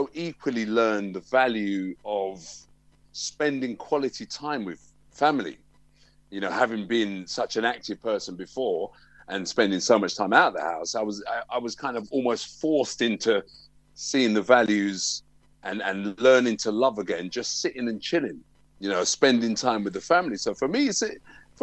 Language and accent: English; London, United Kingdom; I'm a Tottenham man. I grew up in Tottenham.